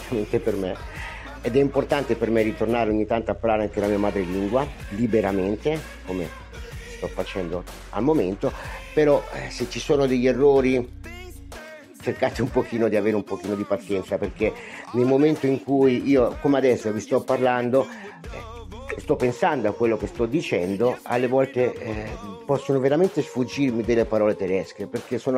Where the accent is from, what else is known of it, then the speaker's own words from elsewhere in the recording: Italy; first language Italian; Nel momento in cui io ricambio e ritorno a parlare la mia lingua madre, il, l'italiano